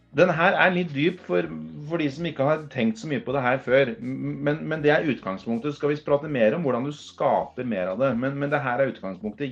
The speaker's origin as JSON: {"language": "Norwegian", "country": "Norway", "said": "jeg er norsk, jeg er, gutt, jeg er fra Norge"}